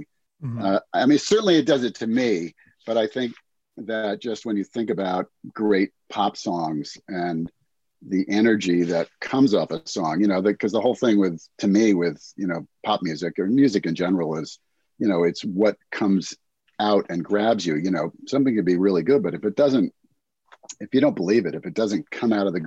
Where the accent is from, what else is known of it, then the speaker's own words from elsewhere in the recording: New Jersey, United States; moved away as an adult; also born or lived in Vermont / California; I grew up in New Jersey.